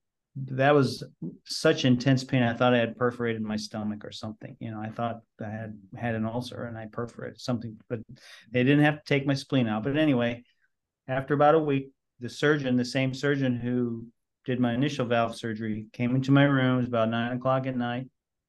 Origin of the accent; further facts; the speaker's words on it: San Francisco, California, United States; born there; I took my dad with me because I was born in San Francisco.